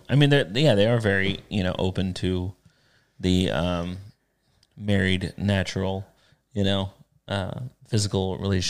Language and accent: English; the South, United States; I grew up in the South. We turned our own butter and didn't talk about penises.